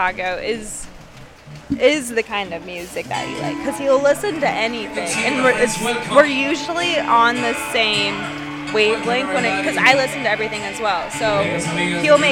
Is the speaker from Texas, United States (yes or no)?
no; Denver, Colorado, United States; now in Atlanta, United States; I'm originally from Denver